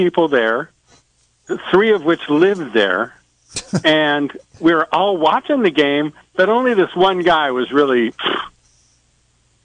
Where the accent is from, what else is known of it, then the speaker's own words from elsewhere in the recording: Los Angeles, California, United States; now in San Francisco, United States; I'm from Los Angeles. And back when I was a kid